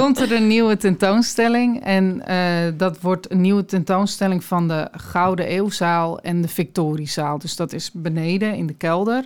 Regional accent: Aalsmeer, North Holland, Netherlands; also born or lived in Sri Lanka; now in Alkmaar, Netherlands; ik ben in Aalsmeer opgegroeid

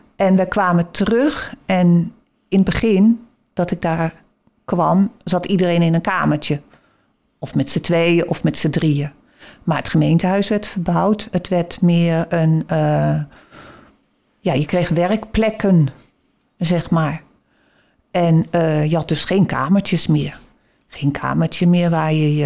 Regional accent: Haarlem, North Holland, Netherlands; moved away as an adult; also born or lived in Alkmaar; we kwamen eigenlijk uit Haarlem. Maar in die tijd, in de overloop, konden we een huis kopen in Alkmaar, Huiswaard

